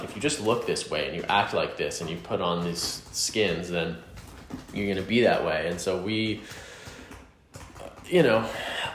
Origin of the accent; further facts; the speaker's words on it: the South, United States; I grew up in the South, like, you know, like playing football and eating